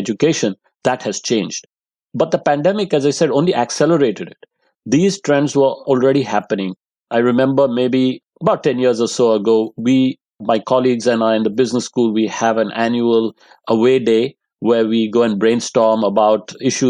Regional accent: India; moved away as an adult; also born or lived in Delhi, India / Los Angeles, United States / Netherlands / London, United Kingdom; now in Cambridge, United Kingdom; I grew up in India. I lived in many parts of the country.

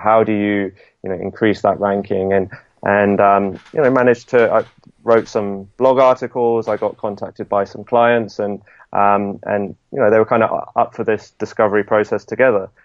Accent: Southampton, South East England, United Kingdom; moved away as an adult; also born or lived in London; I'm from Southampton

